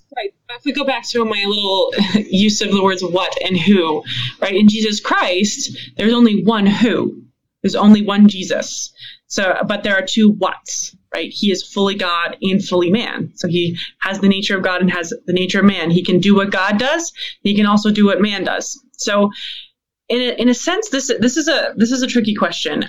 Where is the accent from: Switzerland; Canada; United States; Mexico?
Canada; as a Canadian